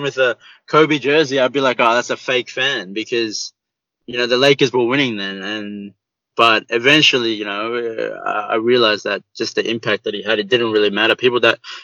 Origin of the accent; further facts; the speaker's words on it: Sydney, New South Wales, Australia; I grew up in the eastern suburbs. Like, I went to high school in the eastern